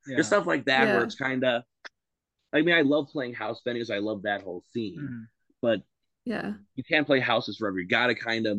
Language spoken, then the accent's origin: English; Indiana, United States; also born or lived in Chicago; So for context, we are from Indiana, but Chicago, like when I say we're doing a hometown show, that's Chicago.